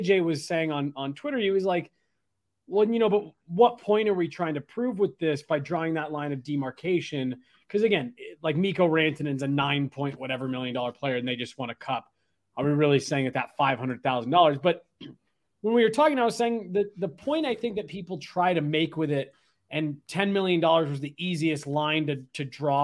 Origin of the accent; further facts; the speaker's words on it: Denver, Colorado, United States; being a kid growing up in Denver